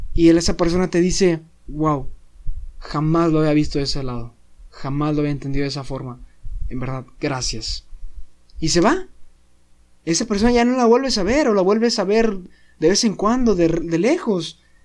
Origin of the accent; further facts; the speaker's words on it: Saltillo, Coahuila, Mexico; moved away as an adult; now in Monterrey, Mexico; yo soy foráneo, soy de Saltillo y ahorita pues vivo aquí en Monterrey